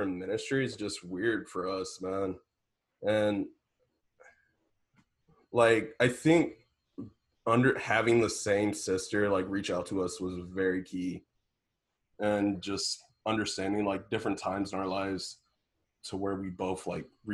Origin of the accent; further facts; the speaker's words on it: Indianapolis, Indiana, United States; me from the south side of Indianapolis